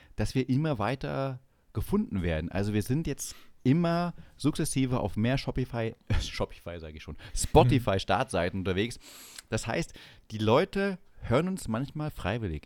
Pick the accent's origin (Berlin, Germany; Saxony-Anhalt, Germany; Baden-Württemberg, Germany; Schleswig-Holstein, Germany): Saxony-Anhalt, Germany; now in Munich, Germany; ich auch aus, selber aus Sachsen-Anhalt komme und nicht ohne Grund in München lebe